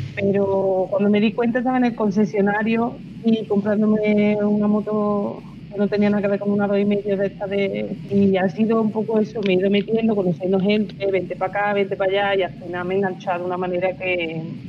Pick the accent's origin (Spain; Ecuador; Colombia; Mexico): Spain; Estepa, Andalusia; soy sevillana pura y dura.